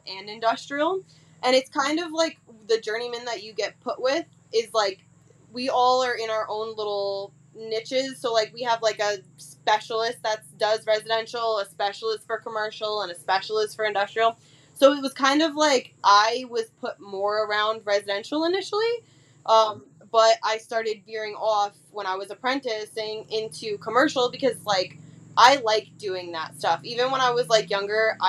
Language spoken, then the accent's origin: English; New York, United States; I'm from New York